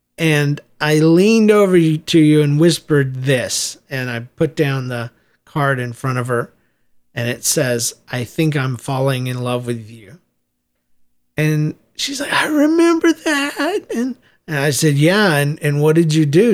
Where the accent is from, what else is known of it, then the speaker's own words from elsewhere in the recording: United States; moved away as an adult; also born or lived in Midwest; half her life and my whole life, we grew up on the East Coast there between Jacksonville, Florida, and uh, Southeast Georgia